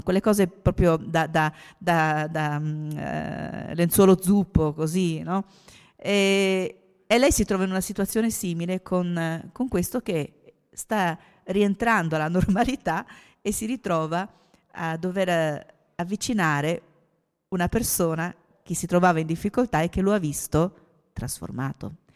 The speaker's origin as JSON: {"language": "Italian", "town": "Trieste", "region": "Friuli-Venezia Giulia", "country": "Italy", "said": "Io sono triestina"}